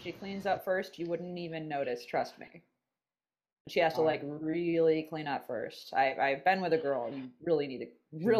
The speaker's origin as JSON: {"language": "English", "region": "California", "country": "United States", "said": "as a Californian"}